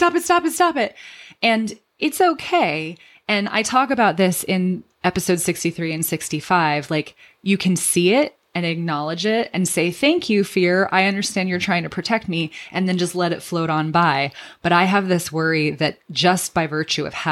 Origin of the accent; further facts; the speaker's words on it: Redlands, California, United States; my hometown